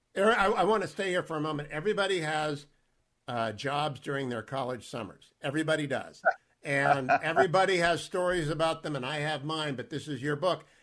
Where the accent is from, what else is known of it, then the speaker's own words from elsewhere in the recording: Warren, Ohio, United States; I grew up in Warren, Ohio, and we moved a couple of times. We stayed in Warren